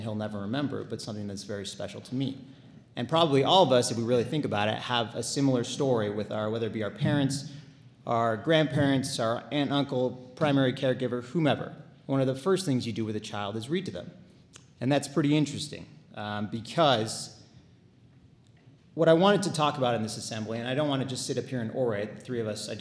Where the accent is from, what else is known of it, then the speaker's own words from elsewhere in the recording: Southern California, United States; moved away as an adult; now in Salt Lake City, United States; I grew up in Southern California and went to high school there